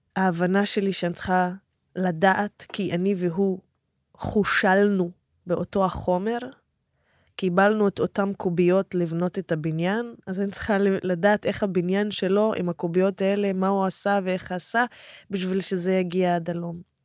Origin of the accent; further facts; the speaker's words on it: Israel; אני נהייתי מה שנקרא הבת של ערבי ישראלי